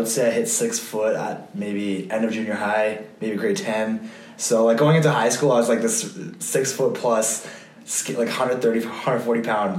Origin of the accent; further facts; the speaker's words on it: Calgary, Alberta, Canada; also born or lived in Switzerland / London; obviously I grew up here in Calgary